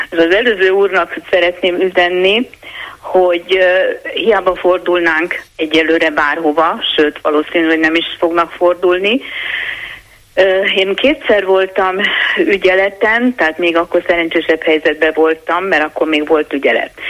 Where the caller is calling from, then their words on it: Pomáz, Pest, Hungary; Jó napot kívánok, Gergő, én Pomázról vagyok, egy érintett.